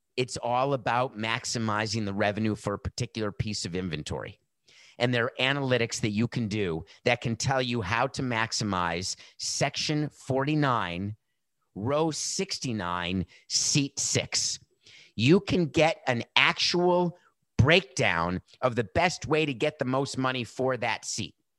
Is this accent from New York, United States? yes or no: no; Milwaukee, Wisconsin, United States; I was born in Milwaukee